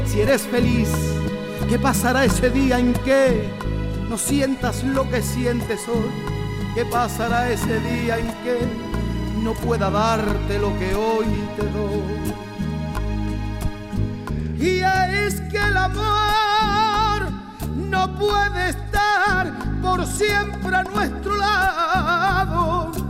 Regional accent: Thailand; crecí en, en Asia, en, en Tailandia

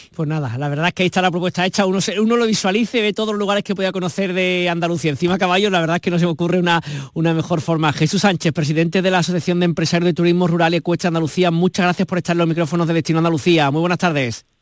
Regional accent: Argentina; Soy argentina

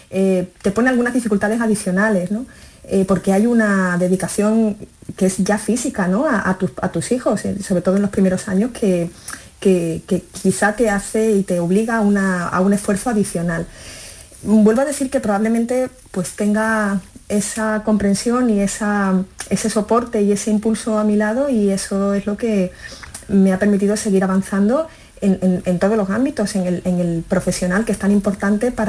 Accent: Galicia, Spain; born there; moved away; nací en Galicia, mis padres son gallegos y, bueno, por, su dedicación laboral, era magistrado, pues mm, la verdad es que vivimos en, muchas ciudades de España y ellos decidieron, y yo creo que fue un acierto, que querían quedarse en el sur.

